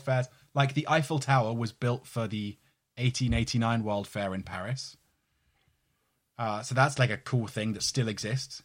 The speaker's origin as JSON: {"language": "English", "region": "London", "country": "United Kingdom", "tie": "born or raised there", "said": "near where I grew up in London"}